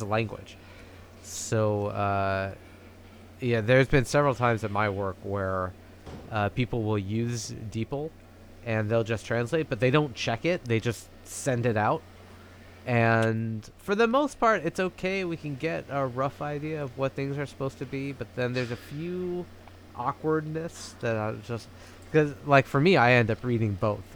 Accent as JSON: {"language": "English", "country": "United States", "tie": "born or raised there", "moved": "as an adult", "lives_now": "Japan", "said": "I moved from America, I, I lived in America my whole life, and then at twenty-four, I moved to Japan"}